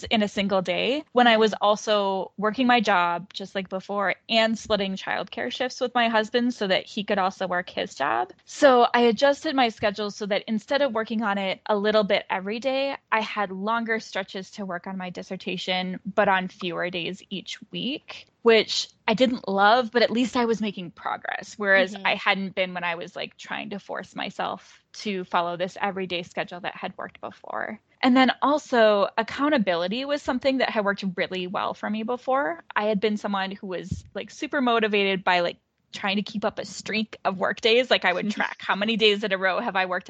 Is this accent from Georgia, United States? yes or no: no; Minnesota, United States; also born or lived in Pittsburgh; I moved from Pittsburgh, where I was doing my coursework, back home to Minnesota